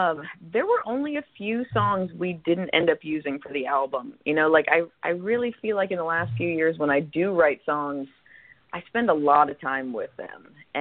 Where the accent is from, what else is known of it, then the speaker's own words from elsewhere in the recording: Florida, United States; also born or lived in Los Angeles, California; now in California, United States; I actually grew up in Florida, but I was born in California, in Los Angeles.